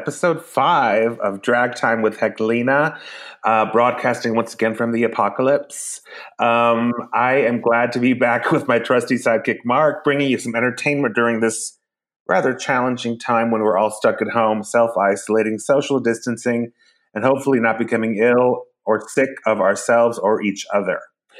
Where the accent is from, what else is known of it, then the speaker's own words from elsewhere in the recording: Iceland; Mine's not heated either, but I'm from Iceland, so it was very bracing.